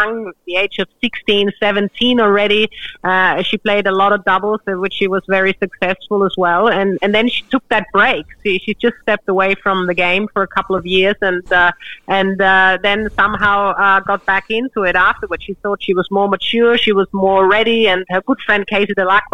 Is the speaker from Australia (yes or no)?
yes; Australia; being an Australian